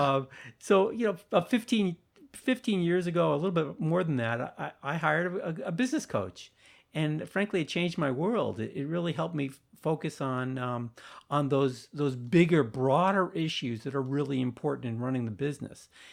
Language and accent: English; Sharon, Massachusetts, United States; my hometown of Sharon, Massachusetts